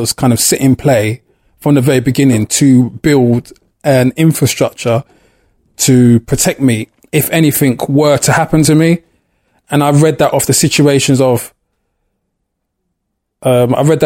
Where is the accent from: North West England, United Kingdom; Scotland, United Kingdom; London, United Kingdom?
London, United Kingdom; born or raised there